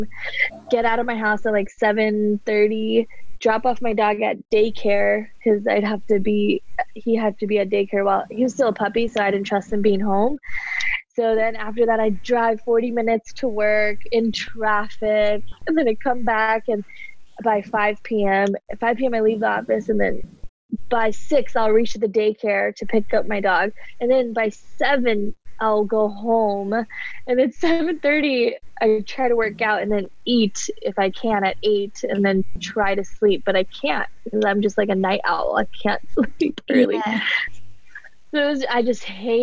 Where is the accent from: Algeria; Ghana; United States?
United States; Cerritos, California; moved away as an adult; also born or lived in India; now in Austin, United States; I grew up in California, born in India, but raised in California, SoCal, Cerritos